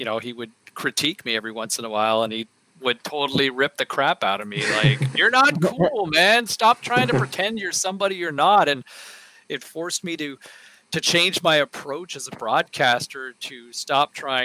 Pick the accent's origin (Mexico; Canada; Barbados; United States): Canada; Ottawa, Ontario; I grew up in Ottawa